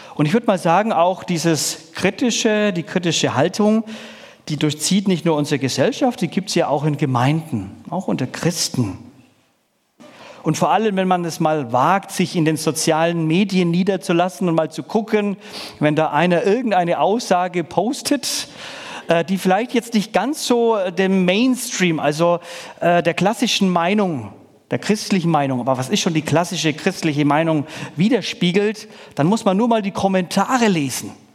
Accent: Middle Franconia, Bavaria, Germany; Ich komme nicht aus dem Schwabenland, sondern aus dem Bundesland Bayern. Und da muss man auch noch mal ein bisschen differenzieren, je nachdem, wer sich hier in den Stammes ich sage nicht kämpfen auskennt, aber es ist an sich Mittelfranken

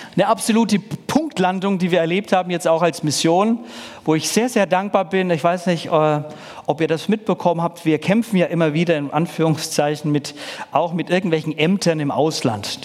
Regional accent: Middle Franconia, Bavaria, Germany; Ich komme nicht aus dem Schwabenland, sondern aus dem Bundesland Bayern. Und da muss man auch noch mal ein bisschen differenzieren, je nachdem, wer sich hier in den Stammes ich sage nicht kämpfen auskennt, aber es ist an sich Mittelfranken

